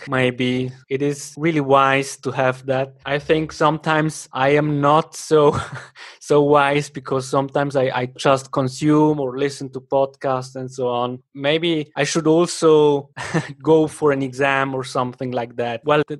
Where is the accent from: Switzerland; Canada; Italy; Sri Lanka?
Switzerland; German-speaking Switzerland; accent: Swiss German; English is a second language; Yes, I am from Switzerland, but my father comes from Argentina.